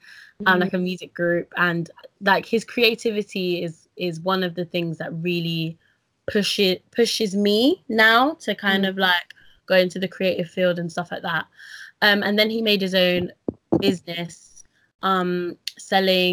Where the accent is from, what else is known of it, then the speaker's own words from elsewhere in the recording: London, United Kingdom; I was born in Northwest London to a mother who was born in Dominica